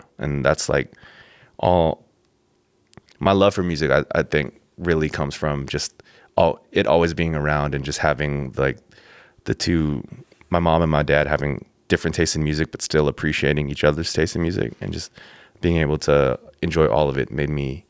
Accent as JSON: {"language": "English", "town": "Pasadena", "region": "California", "country": "United States", "tie": "born there", "also_born_or_lived": "San Diego", "said": "So, I was born in Pasadena, 626."}